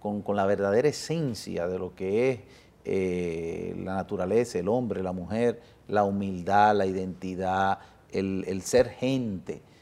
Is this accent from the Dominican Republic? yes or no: yes; Dominican Republic; born or raised there; also born or lived in Italy